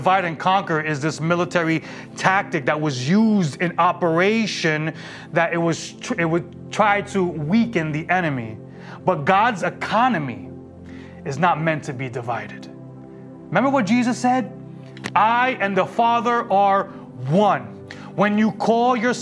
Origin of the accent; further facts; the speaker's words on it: New York City, New York, United States; growing up in New York City